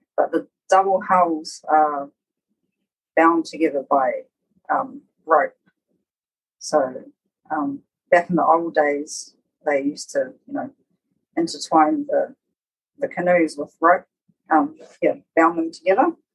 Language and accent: English; Rarotonga, Cook Islands; also born or lived in Ōpōtiki, New Zealand; And so we left there when I was quite young, about four, to come to Raro, and did some schooling over here, and lived here until I was about ten years old